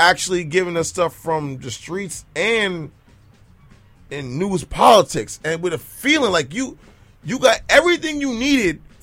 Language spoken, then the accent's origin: English; New York City, New York, United States; it's still New York